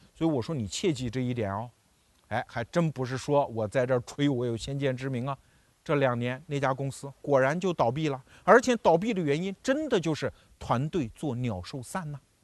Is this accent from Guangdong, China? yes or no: no; Anhui, China; 我们安徽人在新闻界很多嘛